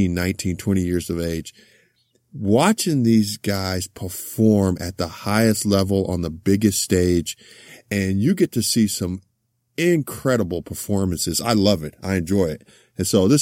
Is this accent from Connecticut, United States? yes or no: no; Los Angeles, California, United States; also born or lived in Houston; growing up in Los Angeles, huge SC Trojans fan